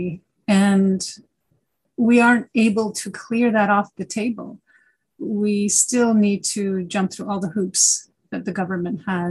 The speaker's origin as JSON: {"language": "English", "country": "Canada"}